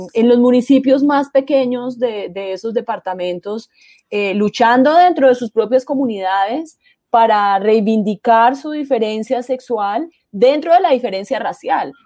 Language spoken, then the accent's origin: Spanish; Caldas, Colombia; el Alcázar Caldas, de donde soy yo